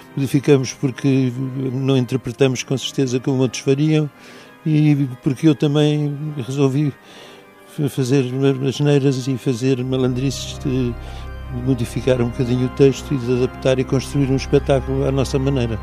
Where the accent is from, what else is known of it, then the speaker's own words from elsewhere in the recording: Portugal; nós que somos portugueses